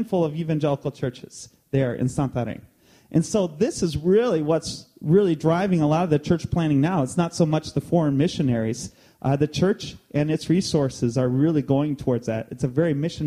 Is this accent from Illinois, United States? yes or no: yes; East Peoria, Illinois, United States; moved away as an adult; also born or lived in Quad Cities / Brazil; We grew up in East Peoria. I did, I should say.